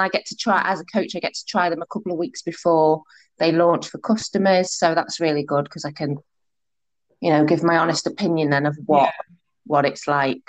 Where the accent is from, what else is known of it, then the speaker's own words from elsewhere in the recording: Liverpool, North West England, United Kingdom; I'm from Merseyside, so Liverpool.